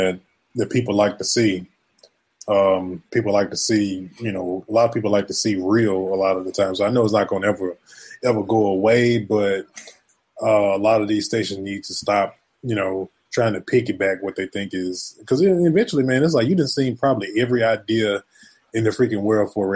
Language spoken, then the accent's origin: English; the South, United States; I grew up in the South